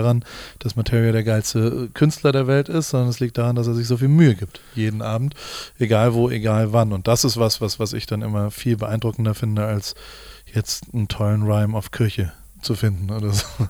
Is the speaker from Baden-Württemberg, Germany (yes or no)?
yes; Heidelberg, Baden-Württemberg, Germany; ich bin in Heidelberg aufgewachsen